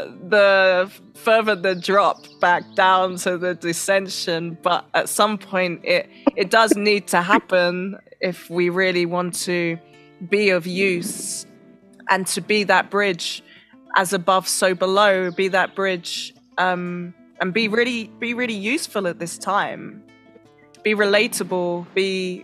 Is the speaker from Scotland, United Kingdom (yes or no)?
no; London, United Kingdom; moved away as an adult; I was born in London.